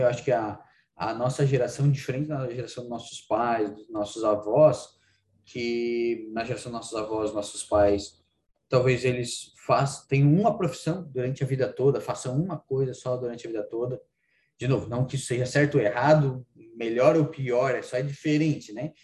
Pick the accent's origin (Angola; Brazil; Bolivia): Brazil; Praia Grande, Santa Catarina; eu sou de Praia Grande, cidadezinha lá do interior, aqui do interior, né, na divisa com o Rio Grande do Sul